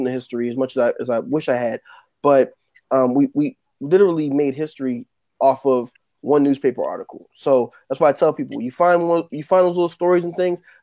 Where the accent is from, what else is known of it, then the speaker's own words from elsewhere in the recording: New Jersey, United States; New Jersey, which is my home state.